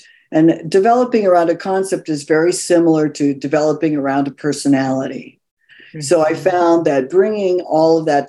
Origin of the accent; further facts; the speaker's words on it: California, United States; also born or lived in New York; now in Los Angeles, United States; I went to the other coast. I'm actually originally from California.